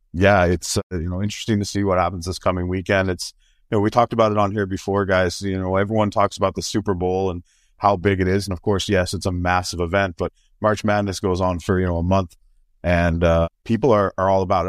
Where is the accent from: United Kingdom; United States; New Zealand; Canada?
Canada; as a Canadian